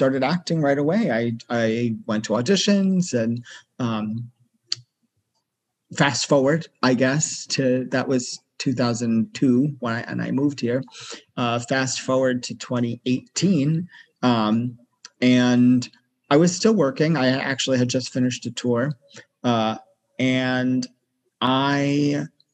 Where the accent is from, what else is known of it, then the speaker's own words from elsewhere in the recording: Massachusetts, United States; moved away as an adult; also born or lived in New York City; I grew up in Massachusetts, which is on the northeast coast of the USA.